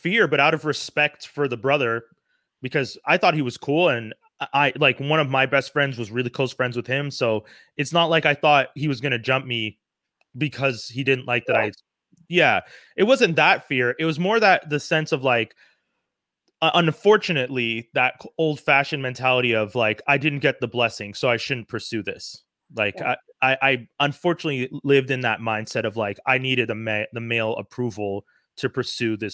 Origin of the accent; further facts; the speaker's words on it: Montreal, Quebec, Canada; I grew up in Montreal. I grew up in Côte d'Neige